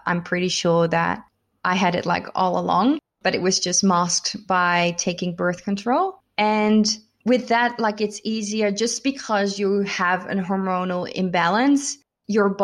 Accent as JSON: {"language": "English", "country": "Netherlands", "also_born_or_lived": "United States", "moved": "yes", "lives_now": "Melbourne, Australia", "said": "I'm originally from the Netherlands, so I've kind of been all over"}